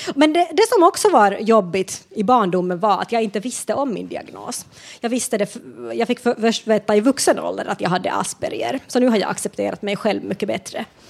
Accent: Finland; moved away as an adult; now in Sweden; jag kommer från Finland och flyttade till Sverige i vuxen ålder

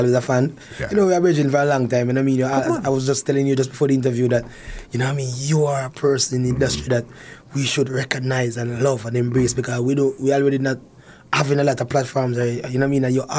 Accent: Harmons, Manchester, Jamaica; moved away as an adult; also born or lived in Canada; I'm from Manchester. I was born in Manchester, a place called Harmons.

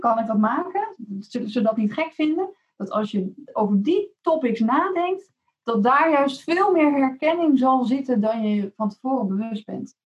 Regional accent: Rotterdam, South Holland, Netherlands; mede Rotterdammer

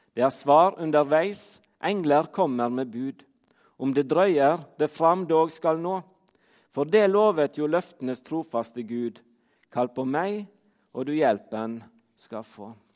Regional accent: Fitjar, Vestland, Norway; now in Trondheim, Norway; Jeg bor i Trondheim, men som dere hører på dialekten min, så er jeg ikke derifra. Jeg kommer fra Fitjar på Stord

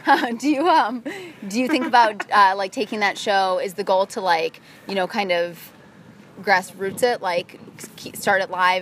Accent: Midwest, United States; I come from the Midwest

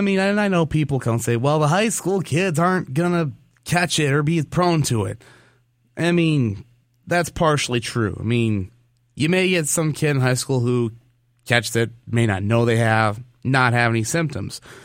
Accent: Michigan, United States; moved away; my home state of Michigan

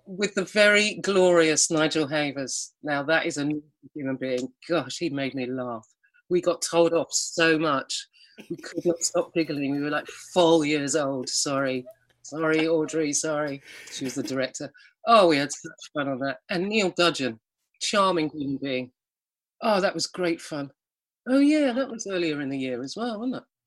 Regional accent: Alston, North West England, United Kingdom; moved away; I was from Alston. We don't have avocados.

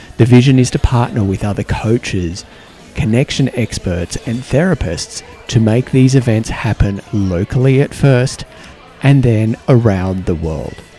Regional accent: Australia; I'm an Australian guy

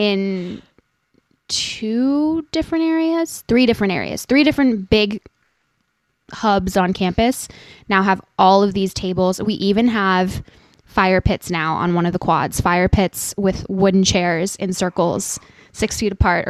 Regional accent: Santa Monica, California, United States; moved away; I was born in Santa Monica, so I'm originally a California girl

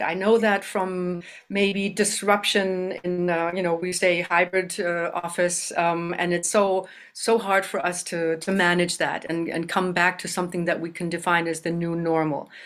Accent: Germany; moved away as an adult; also born or lived in Canada; now in Madison, United States; I was born in Canada and raised in Germany

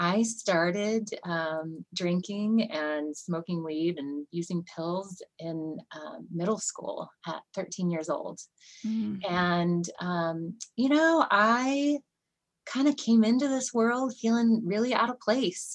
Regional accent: Santa Rosa, California, United States; moved away as an adult; also born or lived in Bay Area, California; now in Bend, United States; I am originally from California girl, grew up in Santa Rosa and lived in the Bay Area for a while and then migrated north

